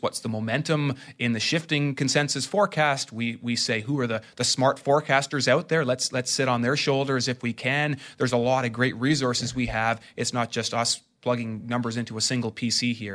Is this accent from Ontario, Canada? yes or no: yes; Ottawa, Ontario, Canada; I'm from Ottawa